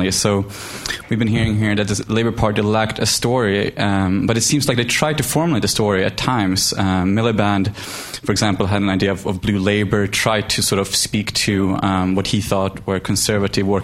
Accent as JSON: {"language": "English", "country": "Sweden", "moved": "as an adult", "lives_now": "London, United Kingdom", "said": "Um, I study here at LSE and I'm from Sweden."}